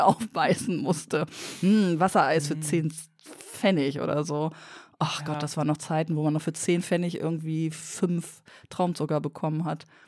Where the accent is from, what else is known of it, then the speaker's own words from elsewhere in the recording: Lower Saxony, Germany; Ich bin Niedersächsin